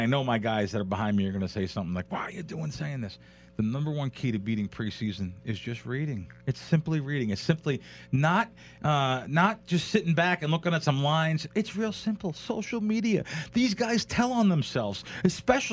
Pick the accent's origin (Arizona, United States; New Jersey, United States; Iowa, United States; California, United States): New Jersey, United States; Jersey Shore; I grew up on the Jersey Shore at the boardwalk